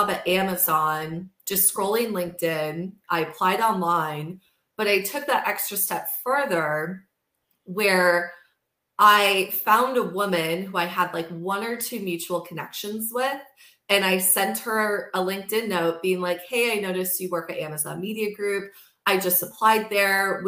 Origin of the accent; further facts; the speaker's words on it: Midwest, United States; moved away as an adult; also born or lived in New York City; growing up in the Midwest